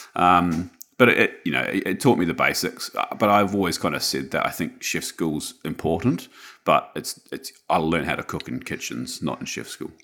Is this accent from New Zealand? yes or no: yes; Wellington, New Zealand; moved away as an adult; also born or lived in Auckland, New Zealand; now in Sunshine Coast, Australia; I was born in Wellington in the 80s, and then I moved mid 80s, and then I moved to Auckland when I was about 10 years old.